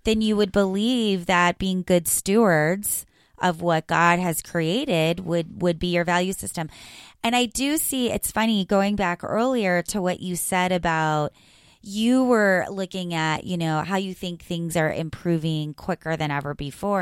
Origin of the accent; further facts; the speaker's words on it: South Florida, United States; And I grew up in South Florida